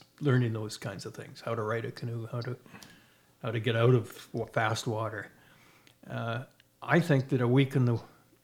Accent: Algonquin Park, Ontario, Canada; now in Ottawa, Canada; when I was growing up in Algonquin Park

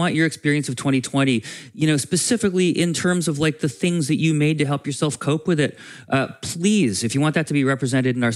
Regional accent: Vermont, United States; my home state of Vermont.

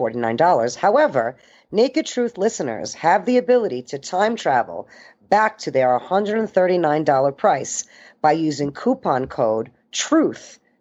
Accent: Denver, Colorado, United States; my hometown of Denver, Colorado.

